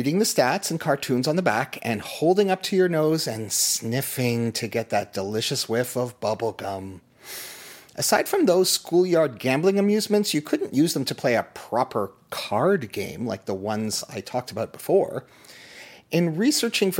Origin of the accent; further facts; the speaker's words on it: Toronto, Ontario, Canada; Growing up in Toronto in the 1970s